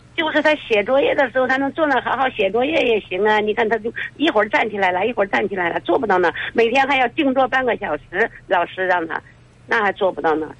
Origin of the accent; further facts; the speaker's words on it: Kaifeng, Henan, China; 我是开封的